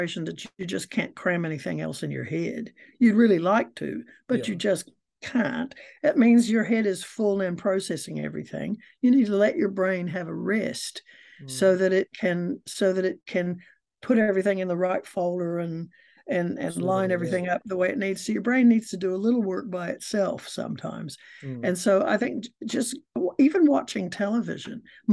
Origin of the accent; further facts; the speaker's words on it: United States; now in New Zealand; I'm an American and I've lived in New Zealand for 50 years, so I've been here a long time, longer than your students have been alive, and I'm a Kiwi now